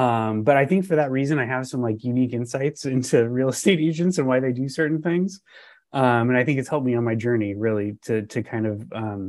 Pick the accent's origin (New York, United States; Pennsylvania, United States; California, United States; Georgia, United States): California, United States; Southern; moved away as an adult; now in Northern California, United States; Yeah. So I grew up in Southern California.